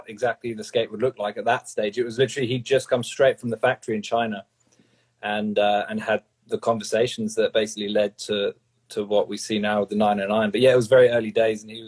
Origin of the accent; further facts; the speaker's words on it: London, United Kingdom; now in Sydney, Australia; I grew up in London. I know what the London Underground's like